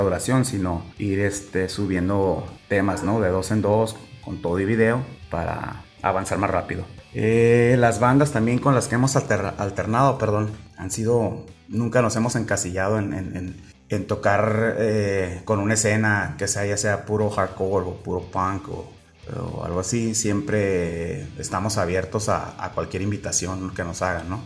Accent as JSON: {"language": "Spanish", "town": "Tijuana", "region": "Baja California", "country": "Mexico", "tie": "born or raised there", "said": "originario de aquí de Tijuana, Baja California"}